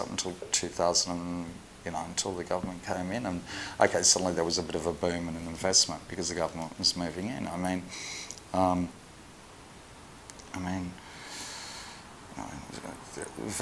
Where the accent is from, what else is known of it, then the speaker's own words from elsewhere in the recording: Australia; now in Liverpool, United Kingdom; I'm Australian